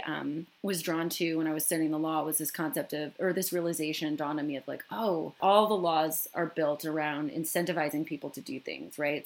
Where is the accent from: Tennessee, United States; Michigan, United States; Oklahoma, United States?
Michigan, United States; where I grew up in Michigan